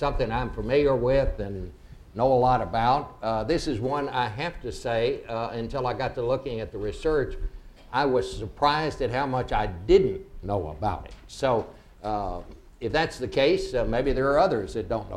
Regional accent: Fort Worth, Texas, United States; Fort Worth, which is the home of TCU and also my hometown.

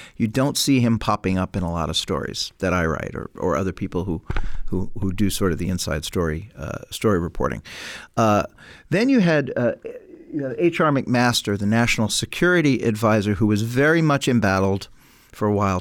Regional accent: New York City, New York, United States; I come from New York City

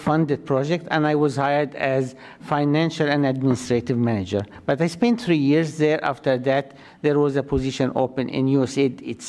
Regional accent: Egypt; moved away as an adult; also born or lived in Saudi Arabia; now in United States; Yes, I am Egyptian citizen, okay. And I'm here on SIV green card.

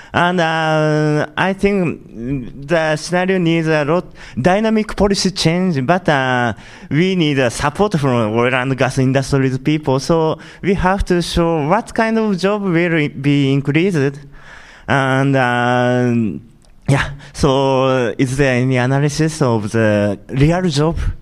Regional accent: Japan; I'm from Japan

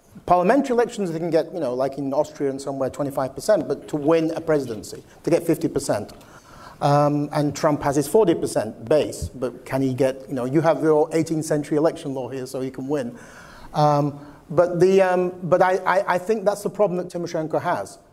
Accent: United Kingdom; I come from Britain

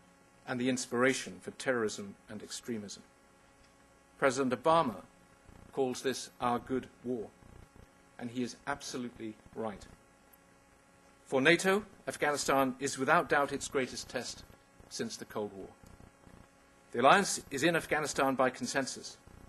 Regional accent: United Kingdom; I am asking over 8,000 brave young men and women who wear the uniform of my country to pay the ultimate price in the service of the United Kingdom.

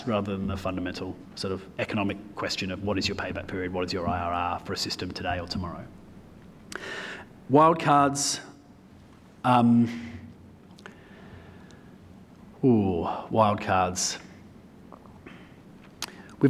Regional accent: Australia; I am from Australia

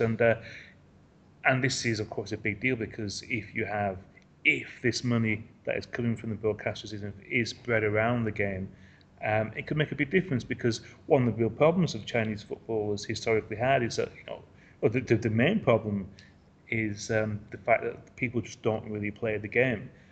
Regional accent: England, United Kingdom; now in Asia; I'm an English football writer based in in Asia

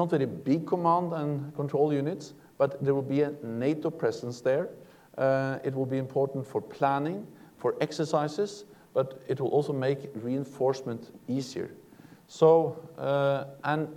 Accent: Norway; I'm coming from Norway

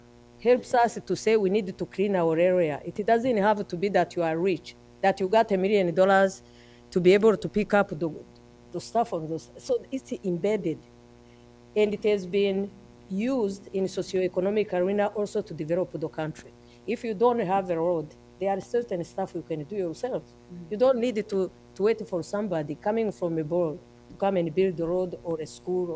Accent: Rwanda; our country

